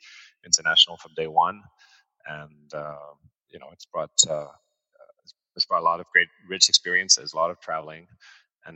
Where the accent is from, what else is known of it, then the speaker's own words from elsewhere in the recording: Paris, Île-de-France, France; also born or lived in New York / London / Singapore; now in Hong Kong; I've got a French mother, American father. I was raised in Paris, and then I lived all over the world, New York, London, Singapore, and Hong Kong